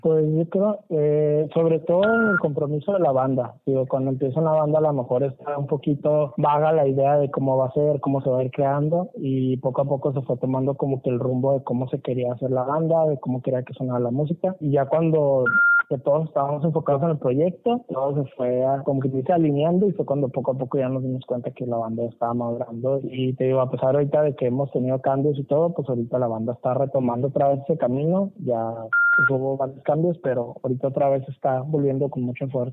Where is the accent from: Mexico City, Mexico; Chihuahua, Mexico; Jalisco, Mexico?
Chihuahua, Mexico; accent: northern; acá somos del norte, de Chihuahua, no sé si se notará un poquito bien en el acento